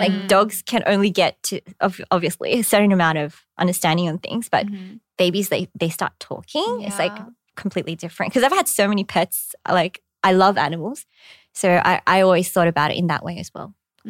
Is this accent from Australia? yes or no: yes; Australia; accent: Australian; now in Korea; I was way more Aussie when I first came to Korea as well. Like my accent was really yobbo. But now I'm like a little more Americanized. I roll my R's a bit.